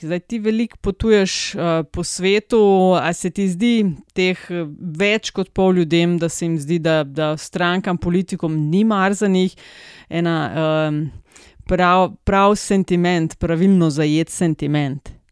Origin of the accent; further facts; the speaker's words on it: Slovenia; smo Slovenci